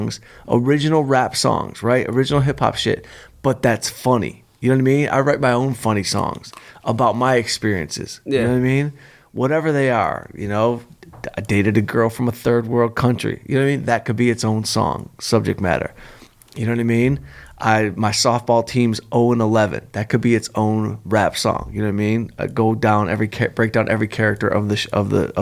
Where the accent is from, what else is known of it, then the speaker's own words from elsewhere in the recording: Southfield, Michigan, United States; Southfield, Michigan, right outside Detroit, my hometown, Southfield. That's where I'm from.